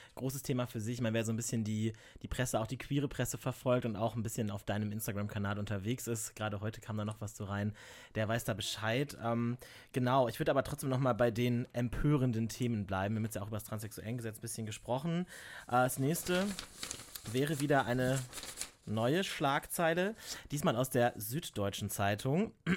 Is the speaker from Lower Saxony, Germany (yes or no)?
yes; Lower Saxony, Germany; now in Cologne, Germany; Ich komme halt einfach auch aus Niedersachsen und nicht aus NRW, nicht aus dem Rheinland